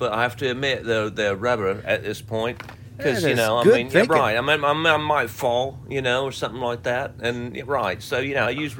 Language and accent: English; United Kingdom; Of course, we're British. Even if we don't like it, we're not going to say something immediately.